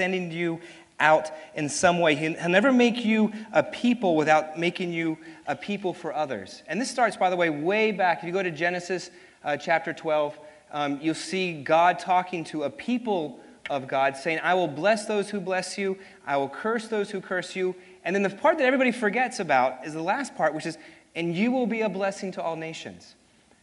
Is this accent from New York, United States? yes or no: yes; New York City, New York, United States; also born or lived in Hopewell, Virginia; I was born in Hopewell, Virginia, so I'm actually confused if I'm a Southerner or not, because I was born in Virginia and married a Memphian, and but grew up and was raised in New York City